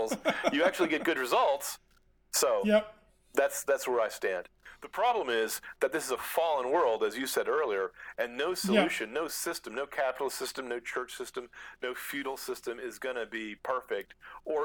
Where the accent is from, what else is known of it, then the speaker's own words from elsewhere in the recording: United States; being an American